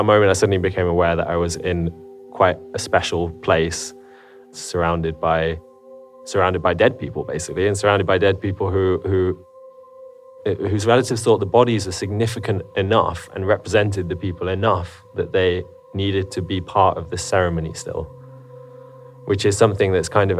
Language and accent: English; England, United Kingdom; I'm English.